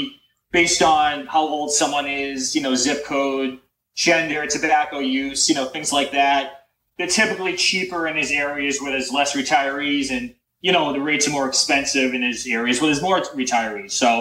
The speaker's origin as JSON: {"language": "English", "town": "Boston", "region": "Massachusetts", "country": "United States", "said": "I'm from the Boston area"}